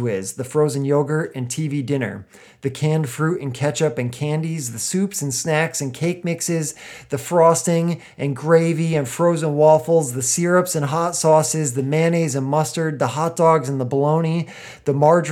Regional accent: United States

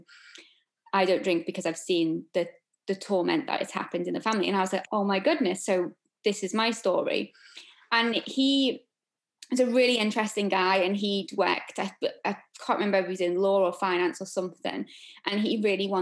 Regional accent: Liverpool, North West England, United Kingdom; I'm from Liverpool

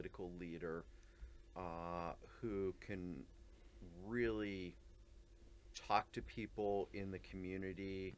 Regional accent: Ligonier, Pennsylvania, United States; I grew up in Western Pennsylvania, a small town called Ligonier

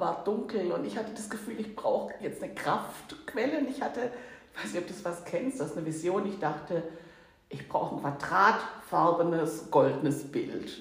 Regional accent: Swabia, Germany; accent: Swabian; moved away as an adult; now in Hamburg, Germany; So richtig aus tiefstem Schwabenland

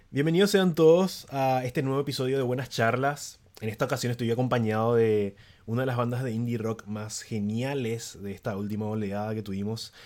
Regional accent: San Lorenzo, Central, Paraguay; yo tampoco soy de Asunción, ¿verdad? Pero tipo, soy de alrededores, soy de San Lorenzo

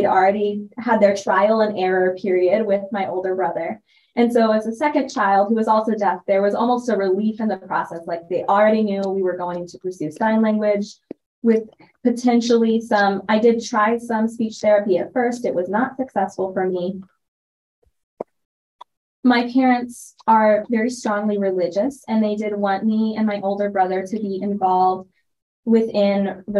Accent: Gooding, Idaho, United States; And really, I grew up in Gooding, Idaho. So when it's such a small town, even by Idaho standards, my parents made that sacrifice for me and for my brother to have that access.

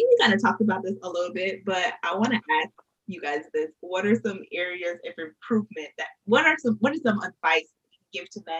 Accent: New York, United States; For me as a New Yorker

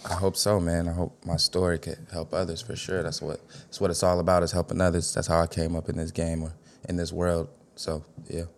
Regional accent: Chicago, Illinois, United States; West Side for sure

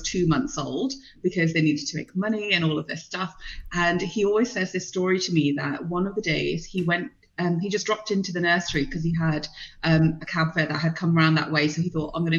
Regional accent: London, United Kingdom; born there; I was born in the UK. I was born in London.

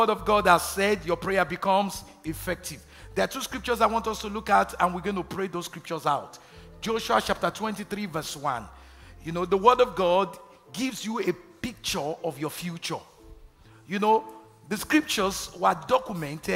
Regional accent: Nigeria; moved away; growing up in Nigeria

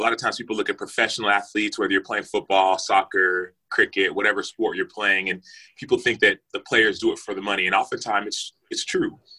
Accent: Dallas, Texas, United States; I'm from Dallas, Texas, born and raised in Dallas

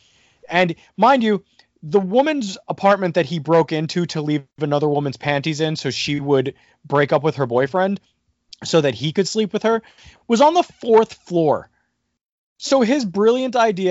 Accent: New Jersey, United States; I'm from New Jersey

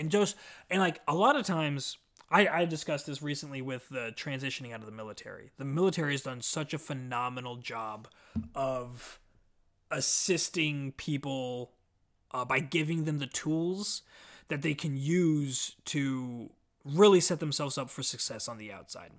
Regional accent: Omaha, Nebraska, United States; I'm from Omaha, Nebraska

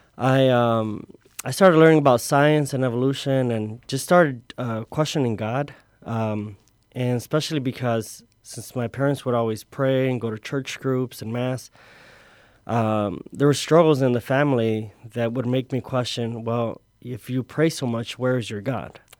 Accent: Chicago, Illinois, United States; also born or lived in Tonalá, Jalisco, Mexico; at the age of five, I was, uh, I came here to Chicago. I grew up in the, uh, little village area

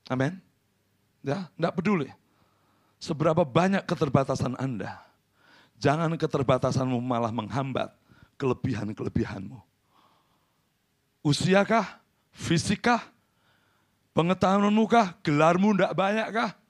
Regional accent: Central Java, Indonesia; Saya orang Jawa Tengah, tidak gampang menolak.

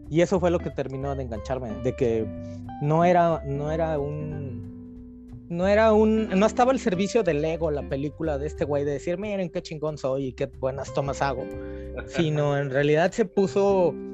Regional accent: Mexico City, Mexico; moved away; Y aquí pues sigo siendo el chilango entonces, no importa que lleves 30 años en, algún lugar, sigue siendo el chilango.

